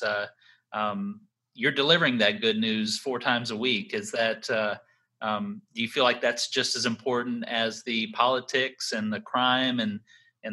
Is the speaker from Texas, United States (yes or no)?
yes; Texas, United States; now in North Carolina, United States; I grew up in Texas